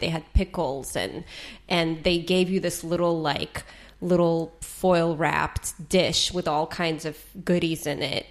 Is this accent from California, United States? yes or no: yes; San Jose, California, United States; I grew up in San Jose where there was like a pho shop every five feet